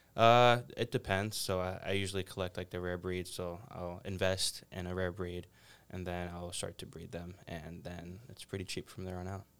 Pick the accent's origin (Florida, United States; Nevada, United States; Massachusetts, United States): Massachusetts, United States; South Shore; I grew up in the South Shore, uh, Braintree, Brockton, Norwood, a lot of the towns